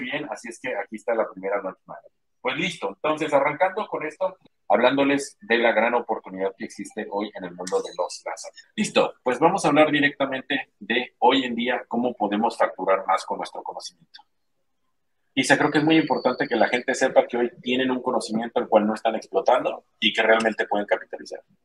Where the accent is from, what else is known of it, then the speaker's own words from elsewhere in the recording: Mexico; soy mexicano